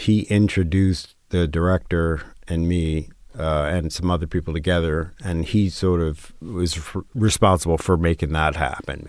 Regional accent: New York, United States; growing up in New York

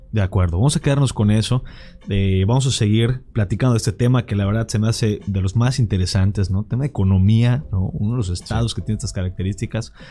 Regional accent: Yucatán, Mexico; como yucatecos

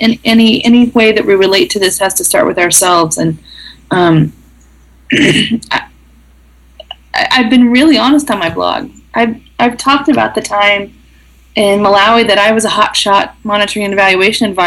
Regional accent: the middle of the U.S., Midwest, United States; moved away as an adult; also born or lived in Southern Africa; having come from the middle of the U.S. and from a town of 300 people

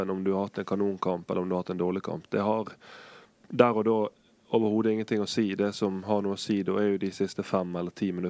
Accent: Bergen, Vestland, Norway; Jeg kommer fra Bergen.

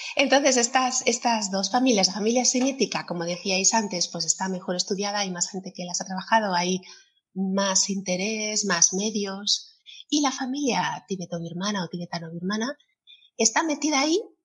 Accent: Alicante, Valencian Community, Spain; aquí en Alicante, que es mi tierra.

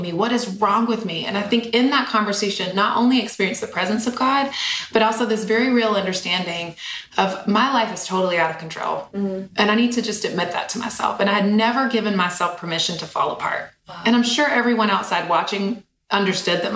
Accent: Eden, North Carolina, United States; I grew up in a tiny little small town in Eden, North Carolina. So literally like 14,000 people in my hometown

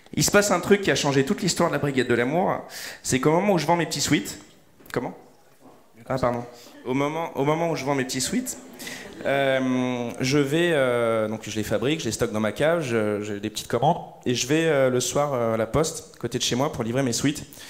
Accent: Lyon, Auvergne-Rhône-Alpes, France; now in Paris, France; moi je suis de Lyon, j'étais arrivé à Paris

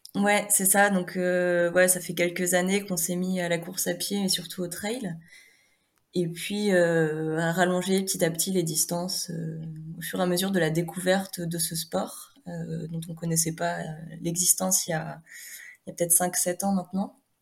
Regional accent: Normandy, France; moved away as an adult; now in Haute-Savoie, France; je suis originaire de Normandie

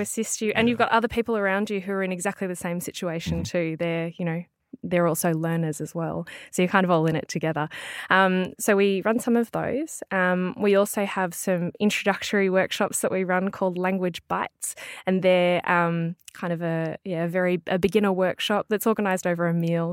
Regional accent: Melbourne, Victoria, Australia; I'm from Melbourne, which is right down south.

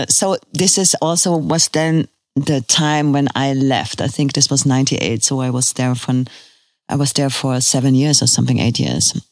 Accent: Cologne, North Rhine-Westphalia, Germany; English is a second language; And I came from Cologne and there was everything organized, you know

